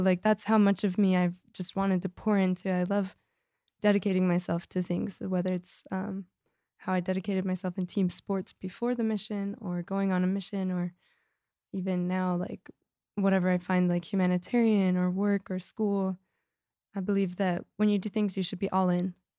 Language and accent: English; Lehi, Utah, United States; I'm from Lehigh, and so we're in Salt Lake